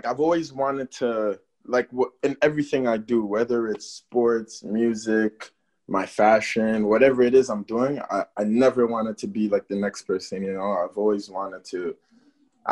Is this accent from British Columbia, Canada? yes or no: no; Toronto, Ontario, Canada; also born or lived in Berlin, Germany / Cameroon; I'm from Cameroon. I was born in Germany, Berlin. I lived in Berlin. Yep. And then I came to Canada for elementary school. Okay. Yeah, Toronto